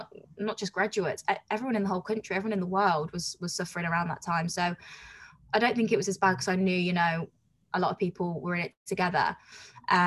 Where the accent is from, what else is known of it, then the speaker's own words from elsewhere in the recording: Coventry, West Midlands, United Kingdom; moved away as an adult; So I'm from Coventry, and I was commuting down to London